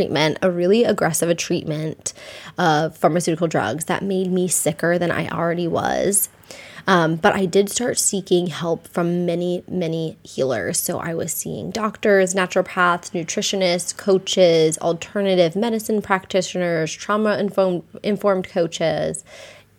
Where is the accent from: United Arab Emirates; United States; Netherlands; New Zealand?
United States; near Lyme, Connecticut; I grew up in Connecticut, near Lyme, Connecticut.